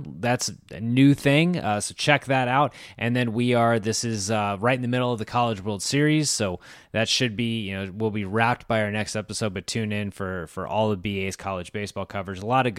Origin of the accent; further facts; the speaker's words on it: Richmond, Virginia, United States; I grew up in Richmond, Virginia